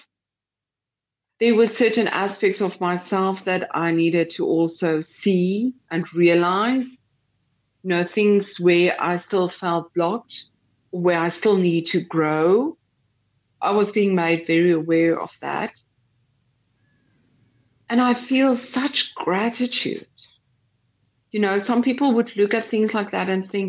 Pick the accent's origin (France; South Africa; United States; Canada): South Africa; we're from South Africa